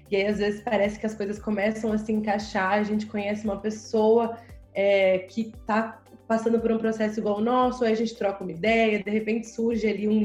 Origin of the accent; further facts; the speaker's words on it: São Paulo, Brazil; eu sou de São Paulo, então aqui também assim é uma correria muito grande